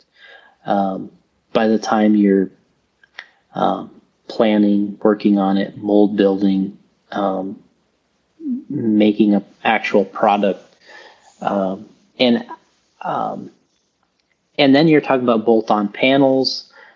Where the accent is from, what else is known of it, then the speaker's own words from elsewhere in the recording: Florida, United States; I came from Florida